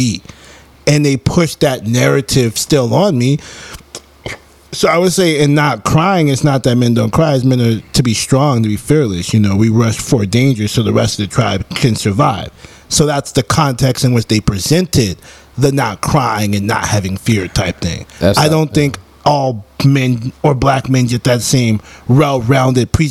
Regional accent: Rockland County, New York, United States; born or raised there; also born or lived in Baltimore, Maryland

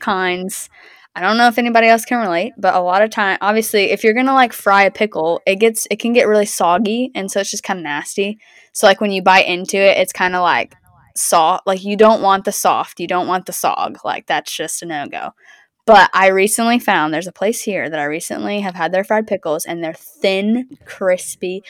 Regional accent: the South, United States; I'm from the South

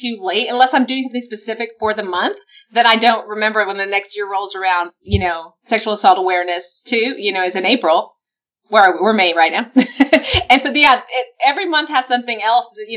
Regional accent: San Antonio, Texas, United States; I grew up in San Antonio, Texas

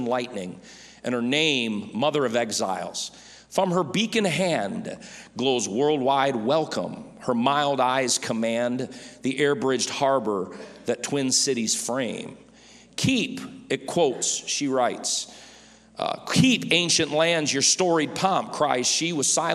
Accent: United States

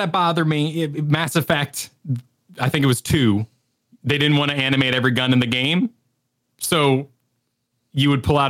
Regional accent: Mexico; And I grew up in Mexico

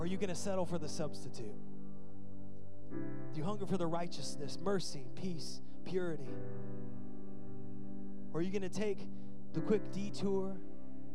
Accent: United States; I'm American through and through

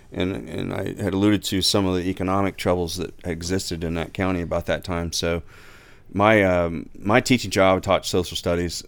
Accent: Lore City, Ohio, United States; growing up in Lower City

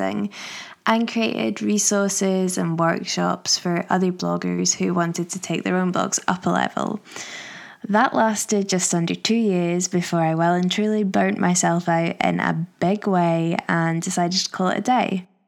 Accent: Manchester, North West England, United Kingdom; born there; accent: posh Glaswegian; now in Glasgow, United Kingdom; I live just outside of Glasgow, but I have a bit of a weird accent because I was born in Manchester. So I think I just sound a bit like a posh Glaswegian

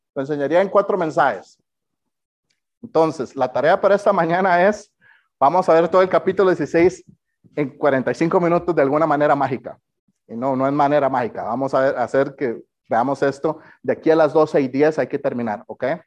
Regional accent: Costa Rica; soy de Costa Rica

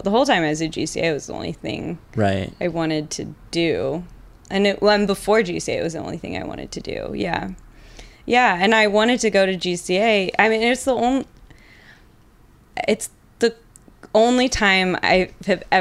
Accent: Avon, Indiana, United States; I grew up in Avon, Indiana, so like near Indianapolis

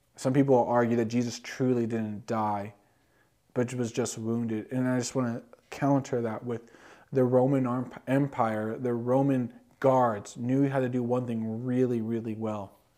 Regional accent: California, United States; Growing up in California

